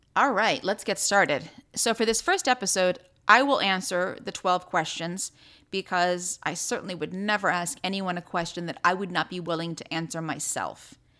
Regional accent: United States; as an American

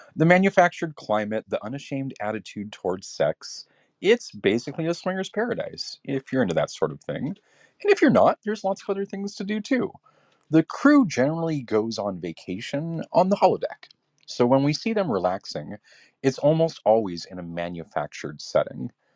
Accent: Southern California, United States; my family and I grew up in Southern California

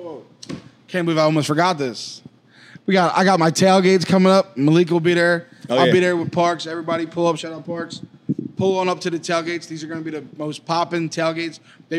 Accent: Philadelphia, Pennsylvania, United States; I grew up in Kensington, Harrogate, and then now I live in Brysburg.

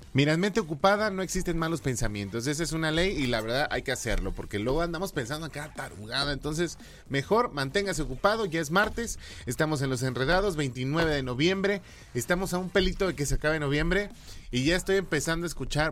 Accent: Mexico; somos pocos los mexicanos que hemos llegado a, a Estados Unidos

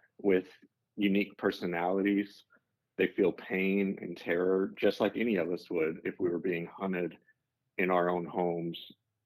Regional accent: Arkansas, United States; now in Texas, United States; I am based in Texas. I grew up in Arkansas.

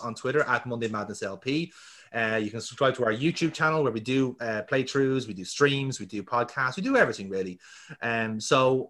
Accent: Ireland; We are Irish football fans.

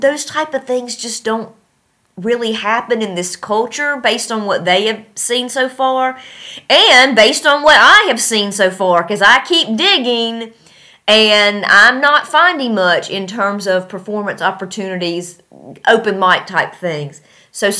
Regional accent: North Carolina, United States; moved away as an adult; now in Tashkent, Uzbekistan; I'm from North Carolina

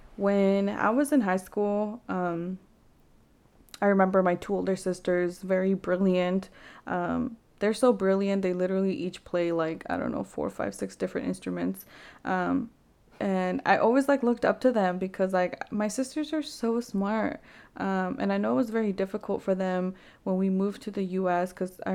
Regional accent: Vancouver, British Columbia, Canada; I remember, like, growing up in Vancouver, there wasn't really many resources

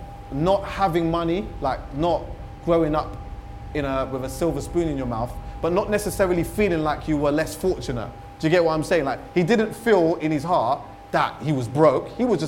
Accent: London, United Kingdom; I had a sick time growing up in London, like sick time.

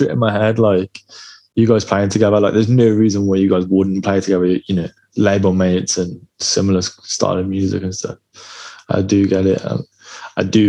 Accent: Birmingham, West Midlands, United Kingdom; From Birmingham in the UK

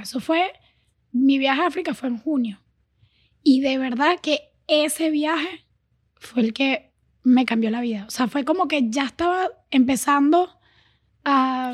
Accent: Venezuela; now in Miami, United States; Yo sí crecí en Venezuela, eh, me crié en Venezuela

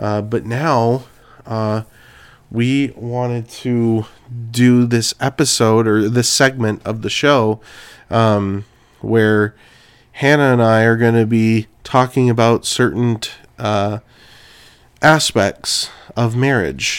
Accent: Clovis, California, United States; moved away as an adult; also born or lived in Arizona; now in Sibley, United States; I'm originally from California, and from Clovis, California, specifically, Central Valley

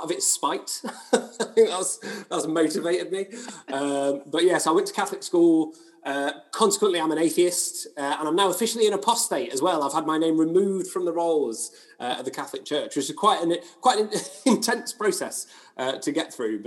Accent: Hoyland, Yorkshire and the Humber, United Kingdom; moved away as an adult; also born or lived in Leicester; I grew up in a small town called Hoyland near Barnsley in South Yorkshire, or Barnsley, as we call it. I lived there until I went to university in Leicester.

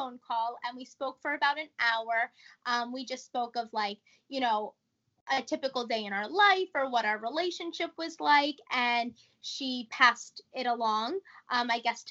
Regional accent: New York, United States; we're all from New York. So they're very loud and like they have very like vivid accents

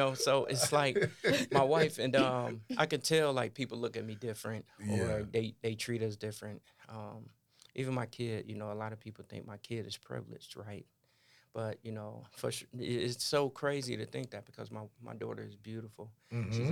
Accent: Gary, Indiana, United States; moved away; I come from Gary, Indiana, 80% African American.

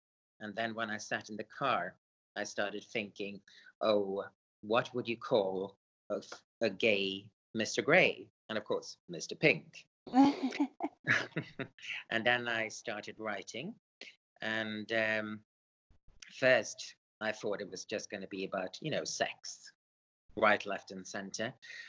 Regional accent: Sweden; born there; English is a second language; also born or lived in England; I was born in Sweden. As a young person, I moved to England, so I'm sort of half and half in a way. At the moment, I live in Sweden

